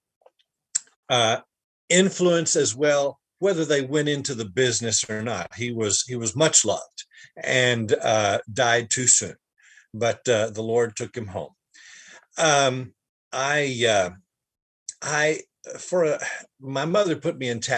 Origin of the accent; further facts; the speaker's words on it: Dallas, Texas, United States; I was born in Dallas, grew up in Dallas